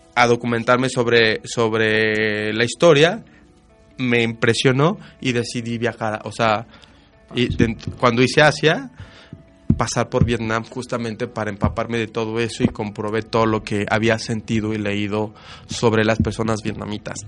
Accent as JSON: {"language": "Spanish", "country": "Mexico", "said": "no cambiaría México y no lo cambiaría por esa parte que tenemos los mexicanos que ni nosotros nos damos cuenta"}